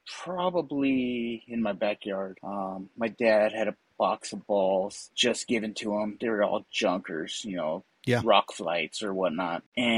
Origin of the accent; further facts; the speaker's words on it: Azusa, California, United States; some friends that I grew up with in Azusa.